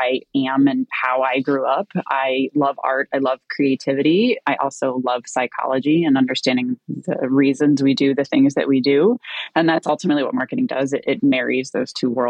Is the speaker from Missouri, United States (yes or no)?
no; Ohio, United States; moved away as an adult; also born or lived in Southern California; I grew up in Ohio